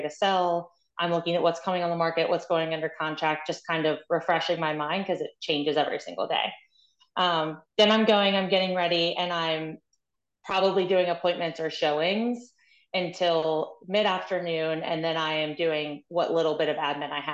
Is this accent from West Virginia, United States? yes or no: yes; West Virginia, United States; now in Maryland, United States; I'm originally from West Virginia